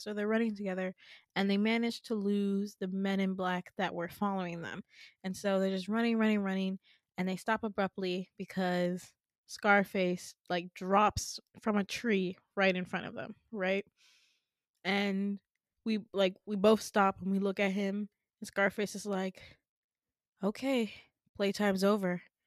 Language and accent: English; Midwest, United States; I'm from the Midwest